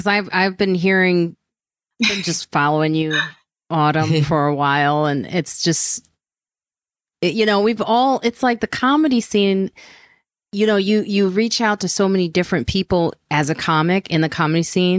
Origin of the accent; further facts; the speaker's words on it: New York City, New York, United States; Growing up in the South Bronx, it was a pipe dream to even attend the Grammys.